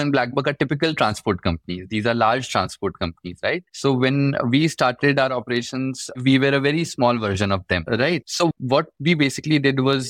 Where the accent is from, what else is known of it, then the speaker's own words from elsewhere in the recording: Chhattisgarh, India; moved away as an adult; I'm from Chhattisgarh